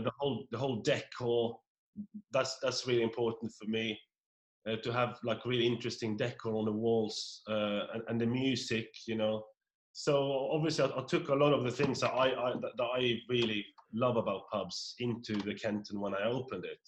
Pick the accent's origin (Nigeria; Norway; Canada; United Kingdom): Norway; moved away; I'm from Norway, a, a, tiny little hamlet of 56 people